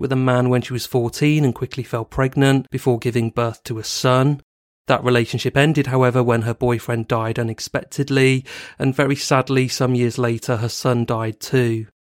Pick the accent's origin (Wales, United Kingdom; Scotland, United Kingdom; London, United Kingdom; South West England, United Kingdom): South West England, United Kingdom; Bristol; living in Bristol, a city in the southwest of England, and also my hometown